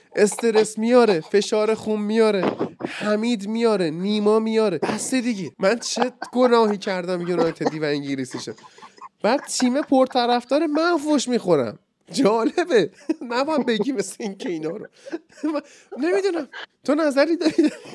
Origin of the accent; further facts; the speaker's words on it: Iran; ایران وطنم